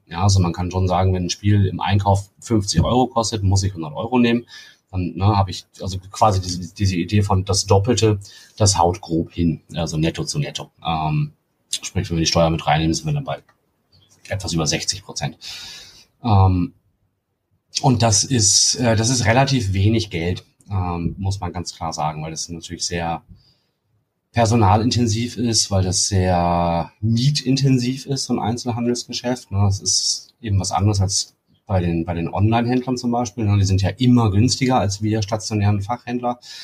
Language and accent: German; Hamburg, Germany; moved away as an adult; now in Freiburg, Germany; ich komme ursprünglich aus Hamburg